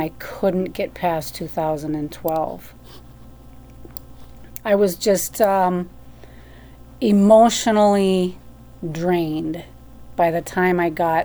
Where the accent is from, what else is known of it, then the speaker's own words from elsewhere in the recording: Minnesota, United States; moved away; also born or lived in Fargo, North Dakota; I'm from Minnesota.